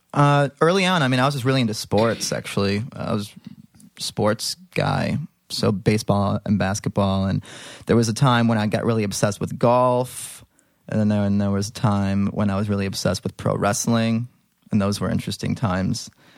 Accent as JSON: {"language": "English", "town": "Libertyville", "region": "Illinois", "country": "United States", "tie": "born or raised there", "said": "I was, right. In the suburbs. A little town called Libertyville."}